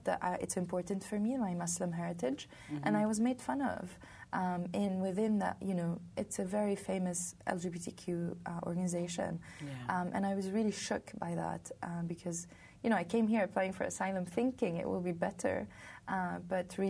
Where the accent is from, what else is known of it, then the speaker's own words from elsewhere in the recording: Côte d’Ivoire; moved away as an adult; also born or lived in Lebanon; now in United States; I came from Lebanon. I grew up in Ivory Coast.